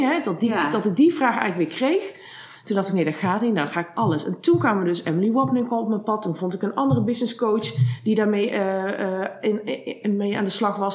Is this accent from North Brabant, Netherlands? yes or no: yes; Eindhoven, North Brabant, Netherlands; ik kom afspannen uit Eindhoven en daar heb ik ook vastgoed en makelaardij gestudeerd.